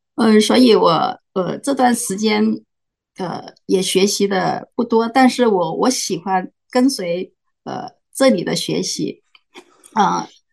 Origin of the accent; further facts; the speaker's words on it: Macau; now in United States; 我来自澳门，但现在住在美国